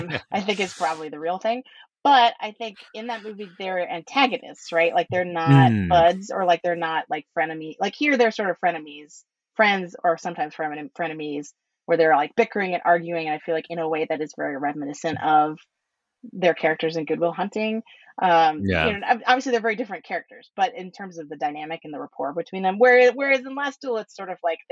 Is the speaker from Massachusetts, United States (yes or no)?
yes; Boston, Massachusetts, United States; I'm from the Boston area